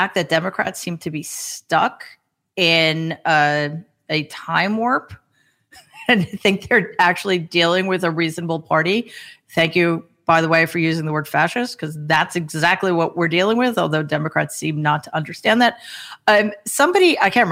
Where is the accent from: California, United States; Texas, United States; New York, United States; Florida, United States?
New York, United States; I'm from New York